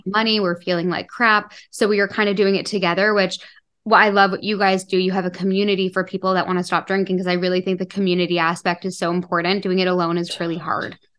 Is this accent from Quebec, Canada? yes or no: no; Toronto, Ontario, Canada; I grew up in a big city. I grew up in Toronto